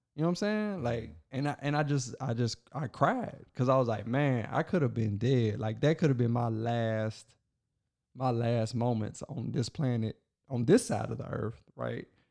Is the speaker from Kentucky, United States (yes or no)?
yes; Logan County, Kentucky, United States; my hometown, where I was born